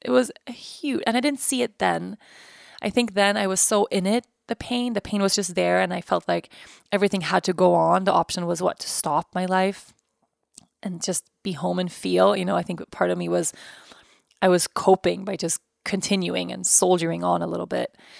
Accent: Sweden; I'm from Sweden. My family's lived in Sweden for generations.

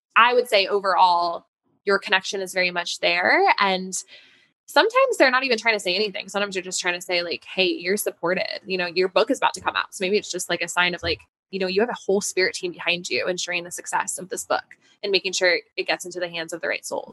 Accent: Denver, Colorado, United States; moved away as an adult; now in New York City, United States; I moved from Denver, yes. So that was where I had grown up.

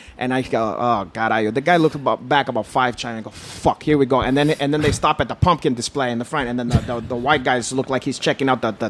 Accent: Brazil; English is a second language; But carayo, I told them I'm not black. I'm from Brazil.

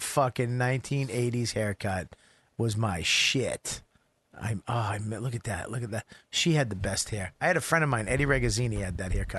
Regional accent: Medford, Massachusetts, United States; moved away; I was from Medford.

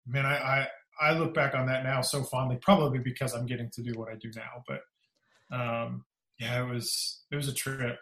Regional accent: Kansas City, Missouri, United States; moved away as an adult; also born or lived in Houston, Texas; now in Nashville, United States; I call Kansas City, Missouri home.

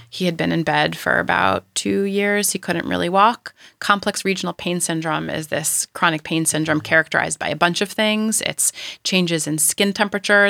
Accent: New York, United States; moved away as an adult; now in California, United States; I am a New Yorker

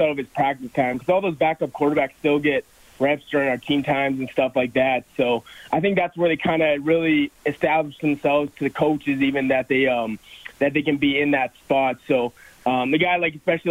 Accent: Edmonton, Alberta, Canada; born or raised there; moved away as an adult; now in Calgary, Canada

